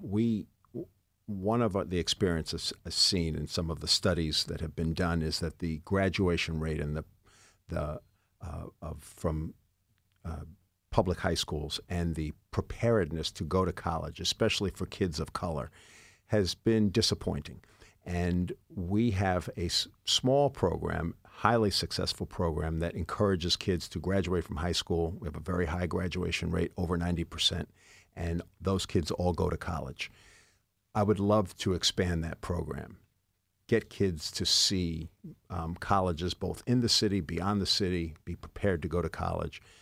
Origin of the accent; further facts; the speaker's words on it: New York City, New York, United States; also born or lived in Mount Vernon, New York; I grew up in the Bronx and in Mount Vernon